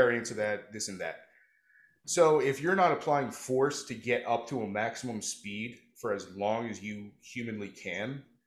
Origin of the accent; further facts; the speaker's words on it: New Jersey, United States; I'm from South Jersey